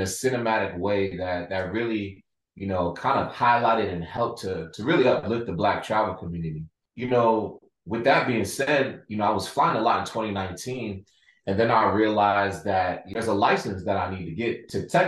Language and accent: English; Baltimore, Maryland, United States; I'm from Baltimore